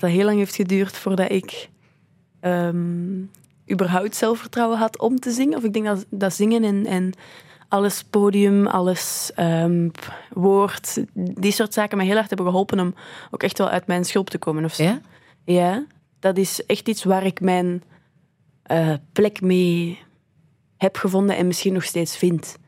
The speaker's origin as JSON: {"language": "Dutch", "country": "Belgium", "also_born_or_lived": "Canada", "said": "ik van België ben"}